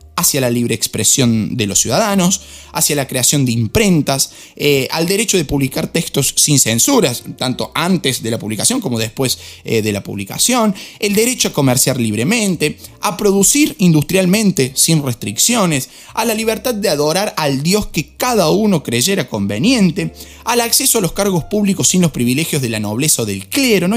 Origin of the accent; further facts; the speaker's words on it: Argentina; soy argentino